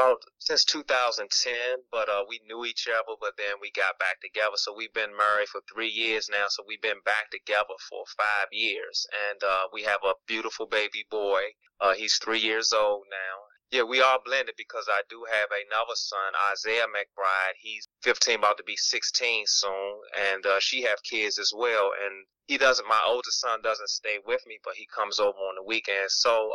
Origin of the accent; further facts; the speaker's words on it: Washington, District of Columbia, United States; I'm a Washingtonian. I was born in the United Washington, D.C.